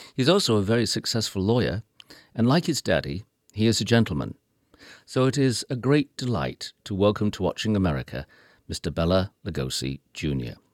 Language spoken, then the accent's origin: English; United Kingdom; I am British